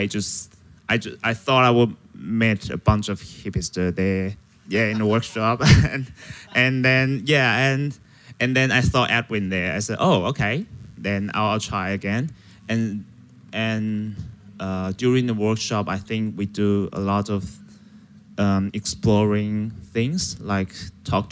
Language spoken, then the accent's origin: English; Taiwan; I'm from Taiwan